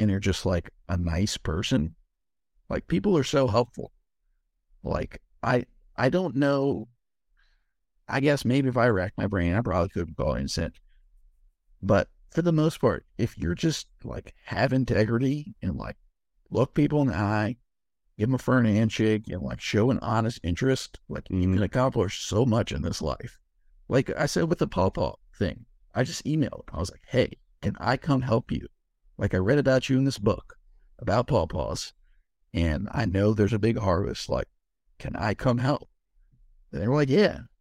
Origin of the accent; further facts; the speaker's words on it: East Coast, United States; also born or lived in Los Angeles; now in Maryland, United States; born and raised on the East Coast and then we moved west